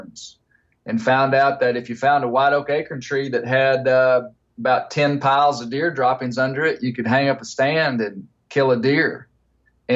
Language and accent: English; Ouachita Mountains, Arkansas, United States; I grew up in the Ouachita Mountains in an area of big national forest